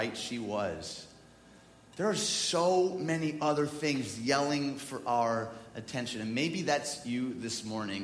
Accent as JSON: {"language": "English", "country": "United States", "said": "I'm from the United States"}